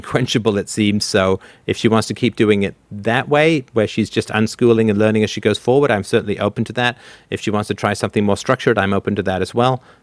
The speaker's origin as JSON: {"language": "English", "country": "Canada", "said": "I say this as a Canadian"}